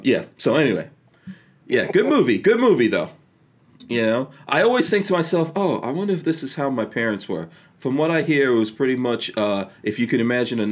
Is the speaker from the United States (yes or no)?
no; India; By the way, I could do that. I'm Indian. So for any people out there who want to like come down on this, that's not racist or anything. I am Indian.